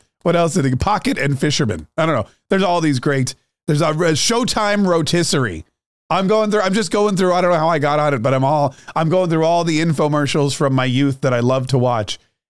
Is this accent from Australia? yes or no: no; Canada; now in United States; My parents weren't Republicans or Democrats. We came from Canada.